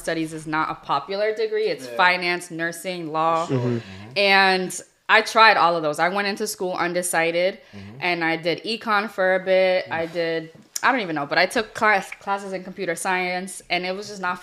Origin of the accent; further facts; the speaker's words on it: Boston, Massachusetts, United States; I'm from the Rosendale area